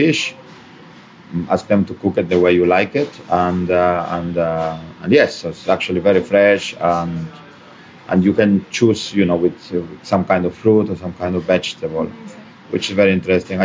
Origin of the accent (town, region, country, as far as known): Peru